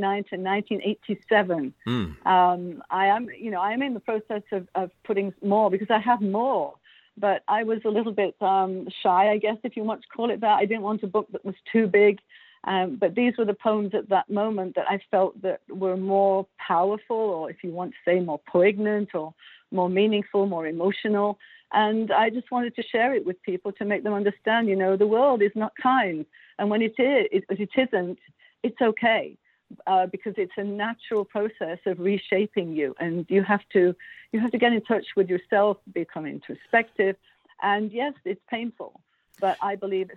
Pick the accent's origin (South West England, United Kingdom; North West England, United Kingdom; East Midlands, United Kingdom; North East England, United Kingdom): East Midlands, United Kingdom; Derbyshire; moved away as an adult; also born or lived in Beaumont, Quebec, Canada; now in Quebec, Canada; I was born in Derbyshire